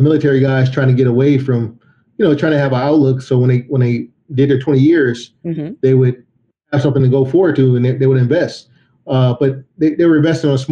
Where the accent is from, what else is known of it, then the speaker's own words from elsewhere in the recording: Oakland, California, United States; also born or lived in San Francisco, California; I was born in Oakland, California, and, you know, I come from a family of blue collar workers